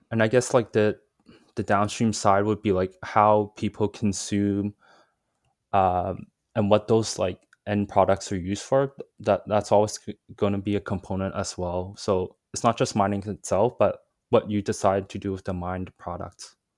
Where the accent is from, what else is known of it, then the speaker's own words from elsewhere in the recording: Vancouver, British Columbia, Canada; also born or lived in Hong Kong; So, I was born in Vancouver, but I actually spent maybe around five years in Hong Kong when I was, uh, young, I think from two to seven, two to eight, roughly. Um, and then I moved back here, um, into Vancouver